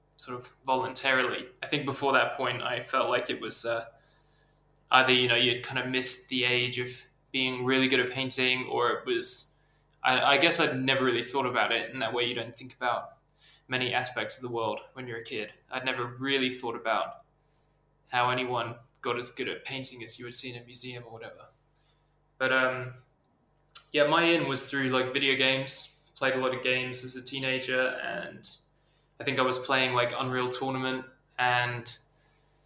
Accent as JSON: {"language": "English", "region": "England", "country": "United Kingdom", "tie": "born or raised there", "also_born_or_lived": "Borneo", "moved": "as an adult", "lives_now": "Sweden", "said": "I'm from England. I grew up a bit. Some of my childhood was spent out in Southeast Asia, like my dad worked in Borneo, so I lived there for a few years when I was young, and moved back to the UK and kind of grew up and went to school there"}